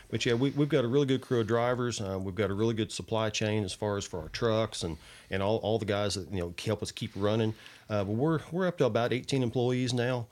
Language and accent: English; Kentucky, United States; also born or lived in Indiana; I was really raised in Kentucky. I, I, I claim, you know, Kentucky, but I was born in Indiana